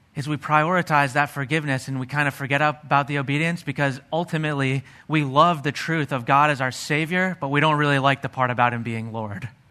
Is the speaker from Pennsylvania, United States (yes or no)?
yes; Pennsylvania, United States; I grew up in Pennsylvania.